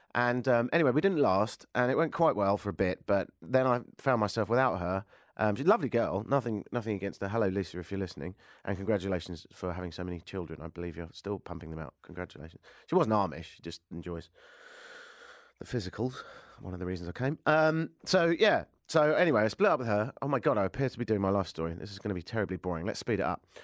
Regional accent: United Kingdom; moved away as an adult; also born or lived in Ireland (father); now in Toronto, Canada; I'm British

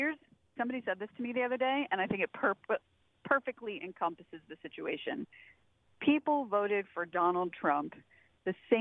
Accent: Alabama, United States; also born or lived in Virginia; now in San Jose, United States; I grew up in the Deep South in Alabama

